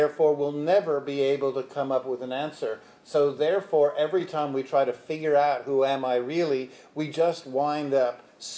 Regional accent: New York City, New York, United States; I'm from Brooklyn, Brooklynite

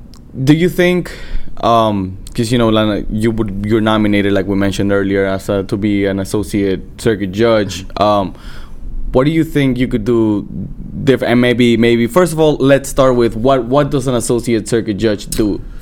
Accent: El Salvador; now in St. Louis, United States; I'm from El Salvador

